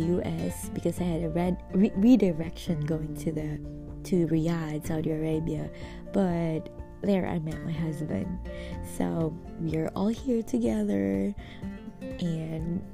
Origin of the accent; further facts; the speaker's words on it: Philippines; moved away as an adult; now in Nashville, United States; I am originally from the Philippines. We moved here in the US back in 2018 for the sake of my job.